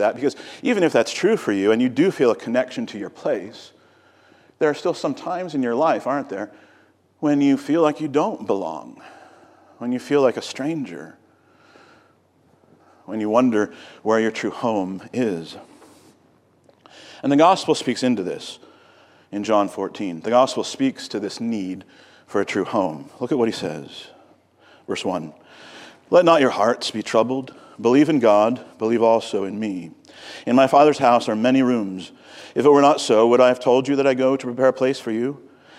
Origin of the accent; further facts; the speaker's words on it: Virginia, United States; also born or lived in Napoleon, Ohio; I was born in Ohio in a little city called Napoleon. Both of my parents were born in small towns in Ohio, but we moved to Virginia when I was just a little kid. And we never really acclimated to Virginia, I would say.